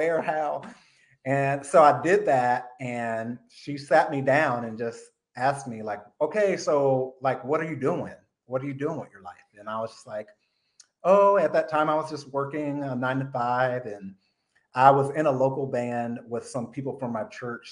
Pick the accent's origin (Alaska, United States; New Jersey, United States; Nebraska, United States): Nebraska, United States; Omaha; now in Los Angeles, United States; I was born in Omaha, Nebraska. So I was involved in the middle of the country